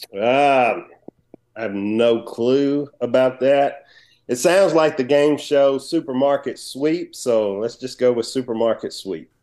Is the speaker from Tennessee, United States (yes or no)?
yes; Nashville, Tennessee, United States; I'm from Nashville, Tennessee.